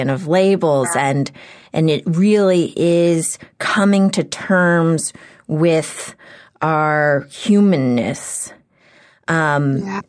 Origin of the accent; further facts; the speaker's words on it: Houston, Texas, United States; now in Los Angeles, United States; I grew up in Houston